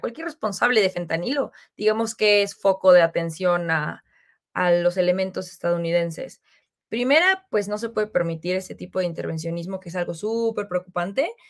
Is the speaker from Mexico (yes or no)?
yes; Mexico; nosotros como mexicanos